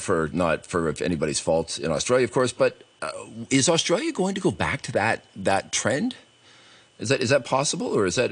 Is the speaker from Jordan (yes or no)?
no; Canada; I'm from Canada.